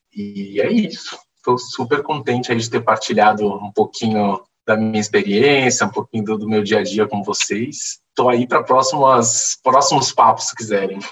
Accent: Santos, São Paulo, Brazil; eu sou de Santos

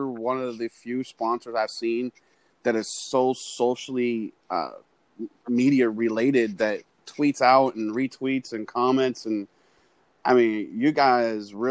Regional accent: Pennsylvania, United States; I'm from Pennsylvania

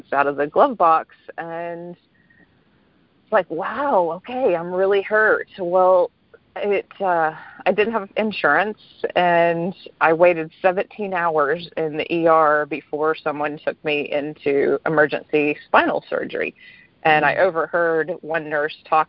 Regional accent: East Texas, United States; I grew up rather poor in East Texas

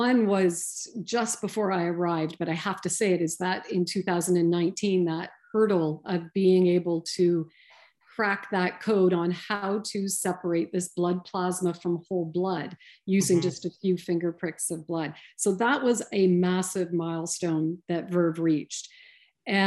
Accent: London, Ontario, Canada; moved away as an adult; now in Sudbury, Canada; I'm from the South. I'm from London, Ontario, originally.

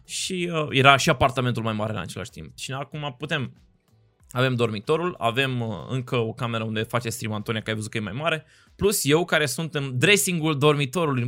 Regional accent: Cluj-Napoca, Cluj County, Romania; moved away as an adult; now in Bucharest, Romania; am copilărit acolo, am crescut, am ajuns la București

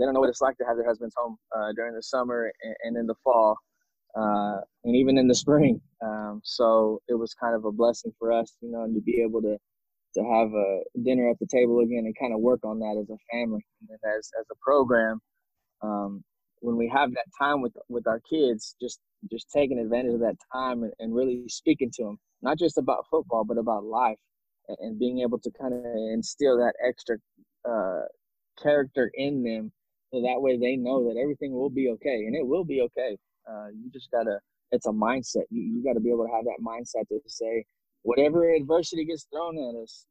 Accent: San Antonio, Texas, United States; I'm from San Antonio

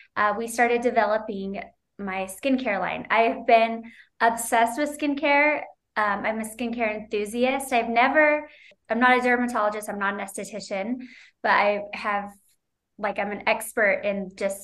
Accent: Utah, United States; also born or lived in Moraga, California; I was born and raised in Utah. I'm a Utah girl

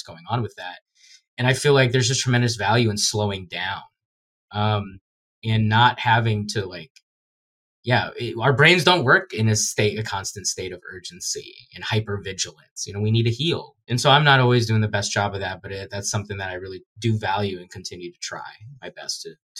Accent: Guyana; You know, when I tell people I'm from Guyana, I had a lot of people just saying, oh, like thought I was making fun of being like a guy from like a random country.

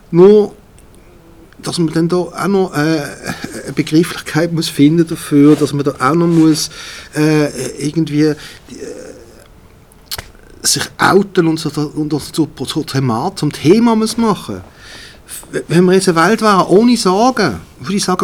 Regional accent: Switzerland; Ich bin auch Schweizer in erster Linie.

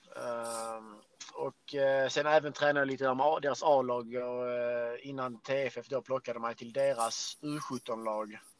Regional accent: Skåne, Sweden; vi skåningar

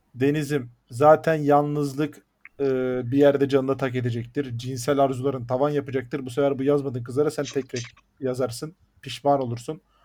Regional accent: Black Sea Region, Turkey

